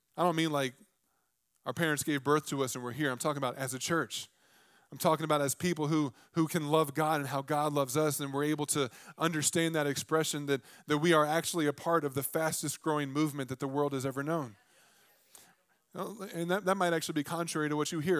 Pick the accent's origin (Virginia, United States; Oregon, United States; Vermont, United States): Virginia, United States; I'm from Virginia